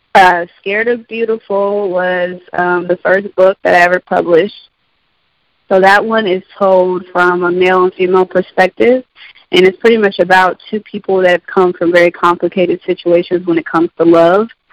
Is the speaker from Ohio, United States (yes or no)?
yes; Columbus, Ohio, United States; I was born and raised in Columbus, Ohio.